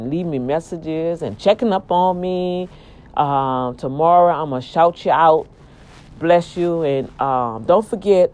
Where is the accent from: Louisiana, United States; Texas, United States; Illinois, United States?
Louisiana, United States; New Orleans; We moved from the East Bank in New Orleans